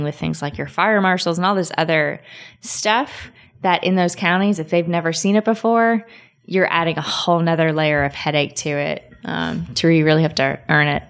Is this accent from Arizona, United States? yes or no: no; Florence, Kentucky, United States; moved away as an adult; also born or lived in Lexington, Kentucky; now in Memphis, United States; So I'm from Kentucky. I'm born and raised Kentucky